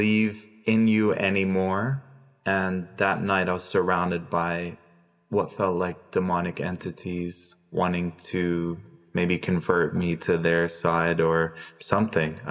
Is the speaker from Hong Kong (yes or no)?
no; Dubai, United Arab Emirates; also born or lived in Jordan; I was born in Jordan. We moved to Dubai